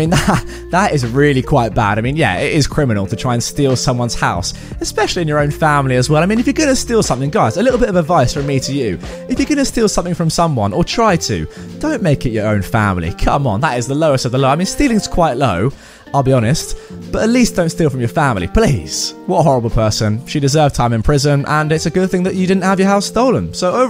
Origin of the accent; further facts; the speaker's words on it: Beijing, China; born there; So, I was born in Beijing.